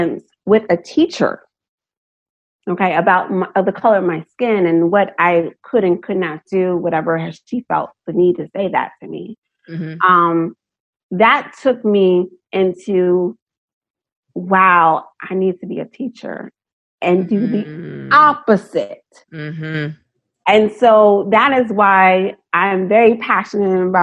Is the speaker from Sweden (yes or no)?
no; United States; also born or lived in Maryland, United States; I was born into America. My family was born into America